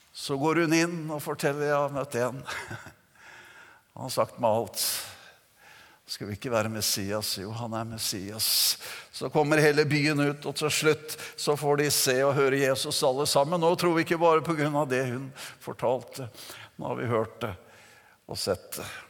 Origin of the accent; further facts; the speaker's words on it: Notodden, Vestfold og Telemark, Norway; Jeg kom jo fra Notodden og oppvokste i Metodistkirken